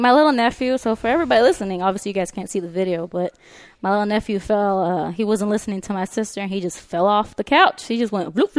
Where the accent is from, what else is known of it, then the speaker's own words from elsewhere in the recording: South Florida, United States; moved away; also born or lived in California; I always pull up my old little house that I grew up in Florida. I live in the ghetto, like for real.